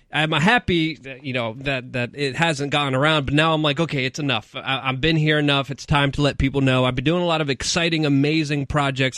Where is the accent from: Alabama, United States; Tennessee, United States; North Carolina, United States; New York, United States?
New York, United States; New York City; moved away; I'm a city slicker. I'm from New York City, but coming here to New Hampshire